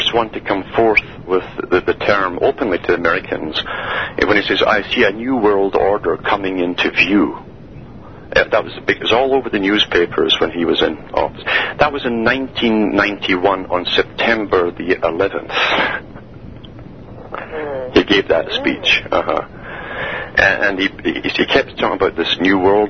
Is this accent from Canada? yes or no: yes; Canada